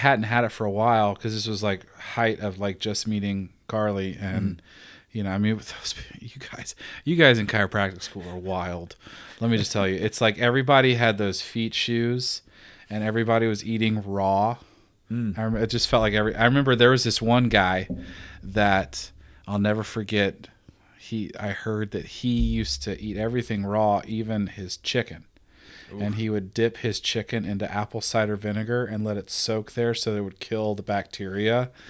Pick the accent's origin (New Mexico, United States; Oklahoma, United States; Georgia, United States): Georgia, United States; Because I'm from Georgia, and it's like, it's a part of life.